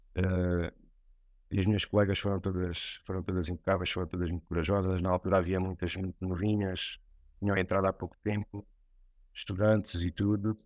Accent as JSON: {"language": "Portuguese", "region": "Alentejo", "country": "Portugal", "also_born_or_lived": "Setúbal", "moved": "yes", "said": "no Alentejo, que é de onde eu venho"}